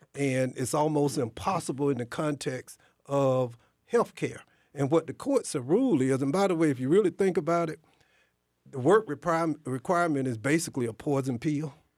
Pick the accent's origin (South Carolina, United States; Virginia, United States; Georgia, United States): Georgia, United States; near Athens, rural; I grew up in rural Georgia, too. I mean, near Athens